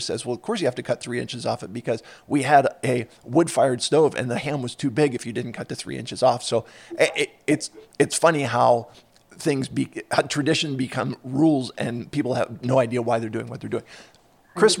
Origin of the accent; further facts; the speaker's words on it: Philadelphia, Pennsylvania, United States; I grew up in Philadelphia, and so I, uh, or in the Philadelphia suburbs